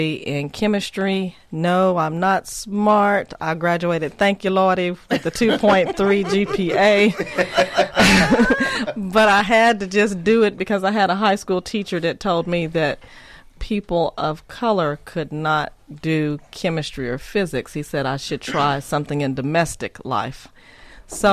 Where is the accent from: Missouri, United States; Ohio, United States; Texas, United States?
Texas, United States; Gilmer; moved away as an adult; now in Tennessee, United States; I'm from Gilmer, Texas